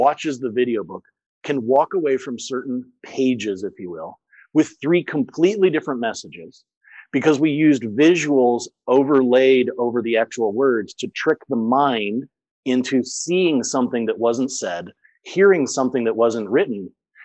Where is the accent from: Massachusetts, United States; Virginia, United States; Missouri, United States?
Missouri, United States; St. Louis; first language English; moved away as an adult; also born or lived in France / Germany; I grew up in St. Louis.